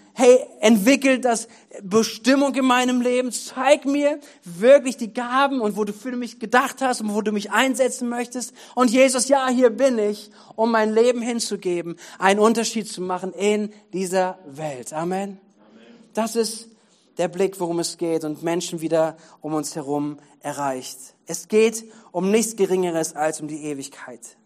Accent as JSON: {"language": "German", "country": "Germany", "said": "für uns als Deutsche, als Deutschland"}